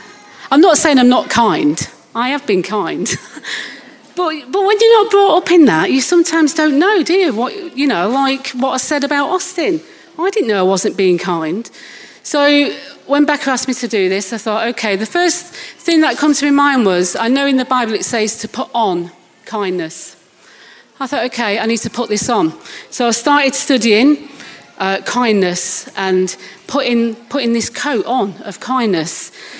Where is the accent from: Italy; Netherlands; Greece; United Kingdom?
United Kingdom; Manchester, North West England; moved away as an adult; now in Littlehampton, United Kingdom; I'm obviously not from Littlehampton, from Manchester.